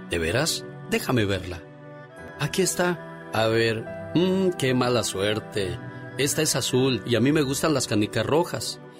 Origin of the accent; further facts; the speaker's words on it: Zacapu, Michoacán, Mexico; moved away; un día salí de Zacapu, Michoacán, pero Zacapu, Michoacán nunca salió de mí.